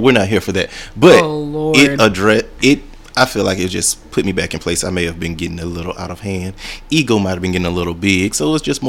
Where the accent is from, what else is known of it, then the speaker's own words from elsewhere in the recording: Alabama, United States; now in Chicago, United States; But no, I'm from Alabama. I moved up to Chicago probably about a year ago now.